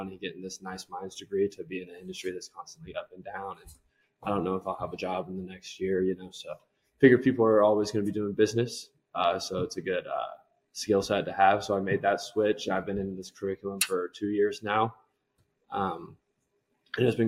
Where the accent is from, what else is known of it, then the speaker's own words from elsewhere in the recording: Dallas, Texas, United States; moved away as an adult; now in Colorado, United States; Growing up in Dallas, Texas